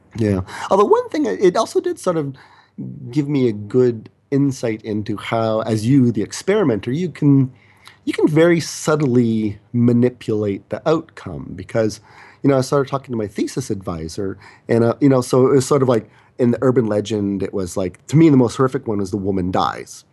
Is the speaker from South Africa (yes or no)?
no; Canada; also born or lived in South Korea; I'm the Canadian